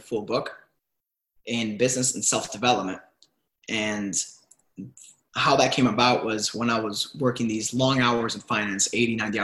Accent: Miami, Florida, United States; also born or lived in Cuba / Venezuela / New York; I was born in Cuba and raised in Miami

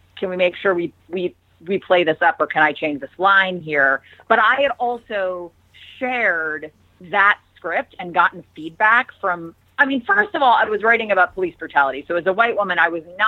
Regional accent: Cincinnati, Ohio, United States; moved away as an adult; also born or lived in New York City; I'm from Cincinnati, Ohio

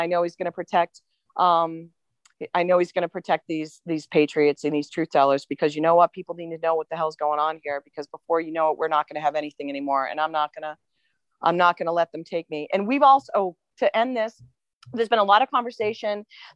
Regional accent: Manchester, New Hampshire, United States; I grew up in Manchester

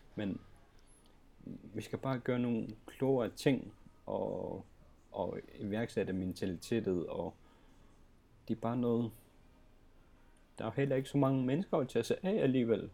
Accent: Greenland; i Grønland, i min hjemby

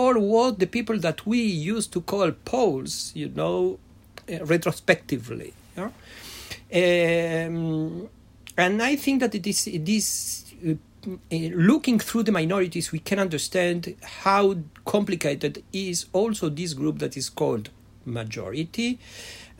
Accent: Argentina; English is a second language; now in Israel; I was born in Argentina, coming from a Yiddishist and secular Jewish family, that I grew up in Yiddish schooling in a Spanish environment

